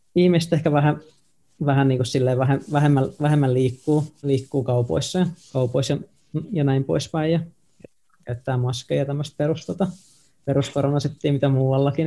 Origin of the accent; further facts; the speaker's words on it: Tampere, Pirkanmaa, Finland; also born or lived in Nokia, Finland; now in Helsinki, Finland; mäkin oon Tampereelta siis tota, kotoisin sillä no mä oon syntynyt mm. Nokialla, mutta mä niinku identifioidun, että mä oon ihan niinku tamperelainen